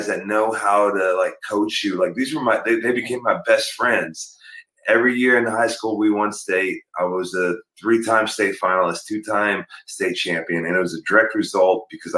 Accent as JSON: {"language": "English", "town": "Perry", "region": "Oklahoma", "country": "United States", "tie": "born or raised there", "also_born_or_lived": "North Dakota", "said": "when I was 4 years old, my family moved to Perry, Oklahoma"}